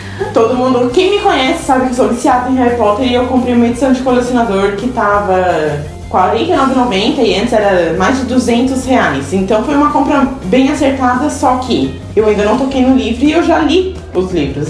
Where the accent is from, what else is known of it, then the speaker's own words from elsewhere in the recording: Santa Catarina, Brazil; accent: catarinense; nós somos de Cristina Santa Catarina. Não somos de São Paulo nem nada. Talvez um sotaque catarinense aqui